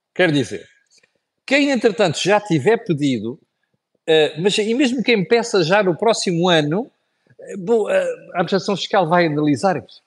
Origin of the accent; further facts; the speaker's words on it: Portugal; Nós, como portugueses